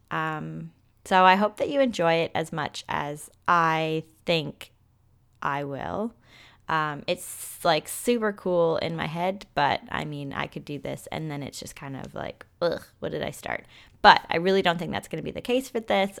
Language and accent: English; Toronto, Ontario, Canada; I'm from Toronto, Canada